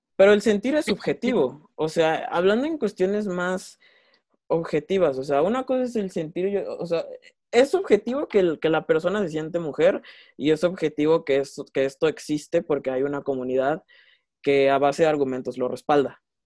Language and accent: Spanish; Mexico